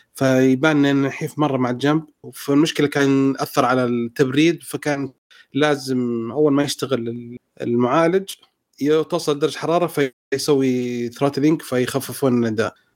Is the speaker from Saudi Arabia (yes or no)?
yes; Saudi Arabia; عندنا في السعودية